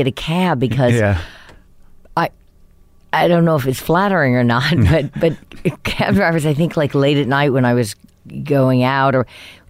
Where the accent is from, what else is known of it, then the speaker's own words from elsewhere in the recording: New Orleans, Louisiana, United States; moved away; I grew up in New Orleans.